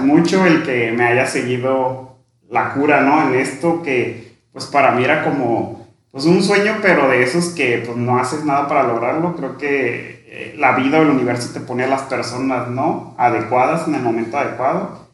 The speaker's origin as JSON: {"language": "Spanish", "area": "Sierra de Badiraguato", "region": "Sinaloa", "country": "Mexico", "tie": "born or raised there", "also_born_or_lived": "Ciudad Obregón, Sonora", "moved": "as an adult", "said": "yo me crié en una comunidad rural allá en la Sierra de Guadiraguato, orgullosamente. Ahí prácticamente desde que nací hasta los 17 años"}